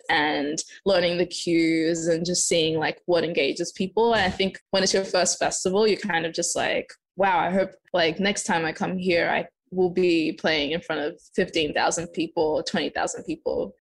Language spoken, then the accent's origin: English; Adelaide, South Australia, Australia; moved away as an adult; also born or lived in Zimbabwe; now in Los Angeles, United States; I'm originally from Zimbabwe. I was born there and lived in Adelaide, and now I'm in Los Angeles